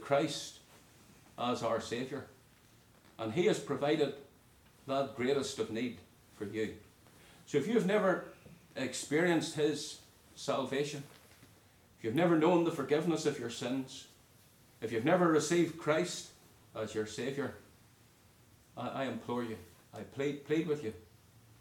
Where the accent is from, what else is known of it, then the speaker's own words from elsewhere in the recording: Northern Ireland, United Kingdom; moved away; When I was growing up in Northern Ireland